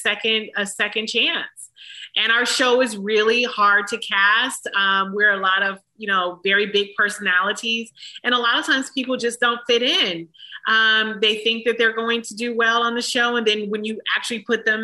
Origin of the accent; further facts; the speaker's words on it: Detroit, Michigan, United States; I'm from Detroit